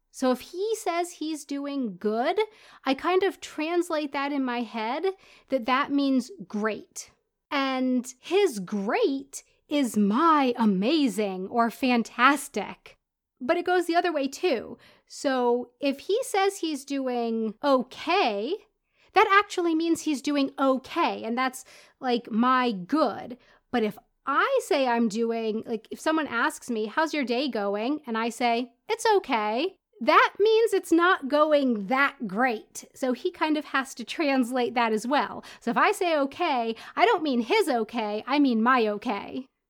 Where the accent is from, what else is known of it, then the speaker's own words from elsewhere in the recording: United States; first language English; moved away as an adult; also born or lived in South Florida / Prague, Czech Republic; now in Munich, Germany; I'm an American who lives in Munich, Germany